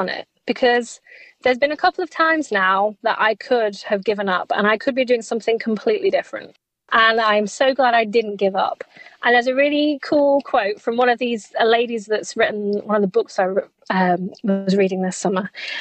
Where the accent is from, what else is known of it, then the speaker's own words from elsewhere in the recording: England, United Kingdom; I think I might die in the heat as an English person.